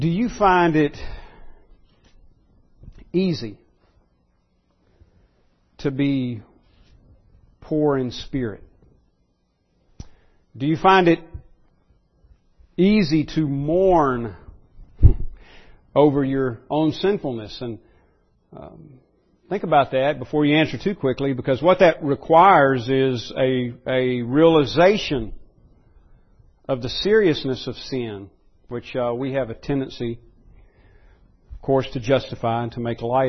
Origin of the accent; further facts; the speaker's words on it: United States